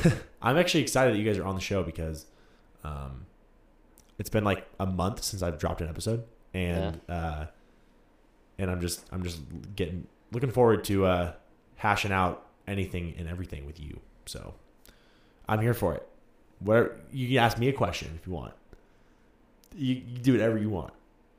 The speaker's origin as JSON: {"language": "English", "town": "Sacramento", "region": "California", "country": "United States", "moved": "yes", "said": "I'm from Sacramento"}